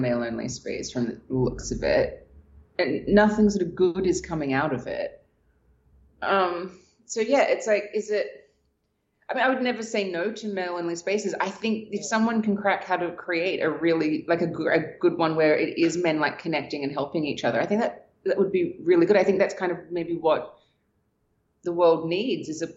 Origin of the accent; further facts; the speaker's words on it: Australia; moved away as an adult; I was from Australia.